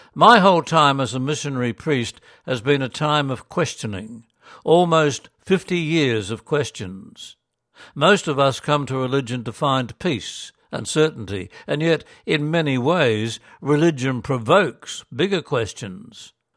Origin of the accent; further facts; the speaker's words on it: Gympie, Queensland, Australia; moved away; also born or lived in Korea / Ireland / Essendon; my hometown, Gympie